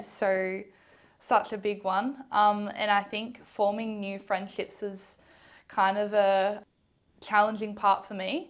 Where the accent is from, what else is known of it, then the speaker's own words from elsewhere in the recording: Ballarat, Victoria, Australia; I grew up in Ballarat. I've been here my whole life.